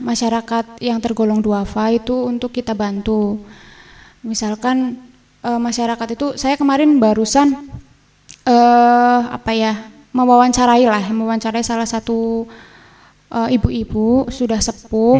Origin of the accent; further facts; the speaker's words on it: Bumiayu, Central Java, Indonesia; saya dari Bumi Ayu